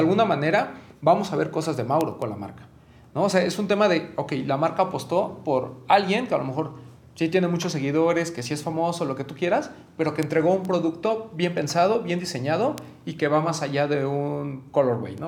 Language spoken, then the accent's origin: Spanish; Mexico